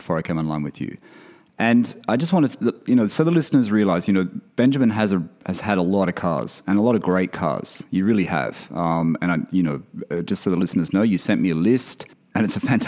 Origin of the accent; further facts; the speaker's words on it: a country town near Sydney, New South Wales, Australia; I lived in a country town